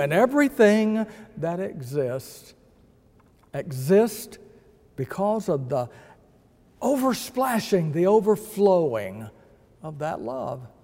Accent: Texas, United States; I am a Texan

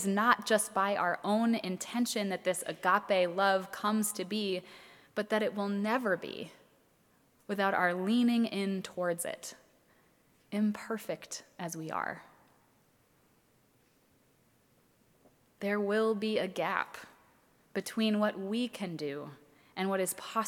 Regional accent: Minnesota, United States; my home state of Minnesota

